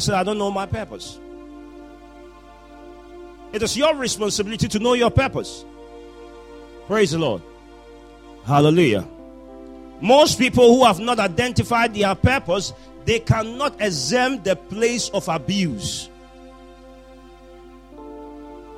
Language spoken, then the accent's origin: English; Ghana; I was born in Ghana